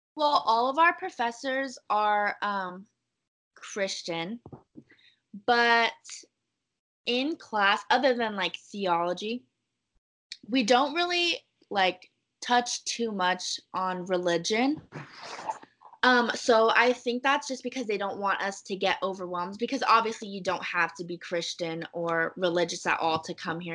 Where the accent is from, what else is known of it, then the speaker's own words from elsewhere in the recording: Irvine, California, United States; I grew up in Irvine